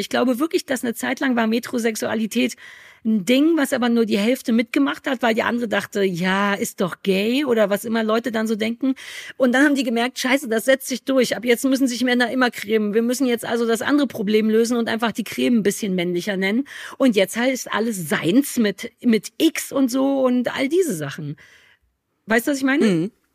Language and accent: German; Germany; ich komme ja aus der DDR.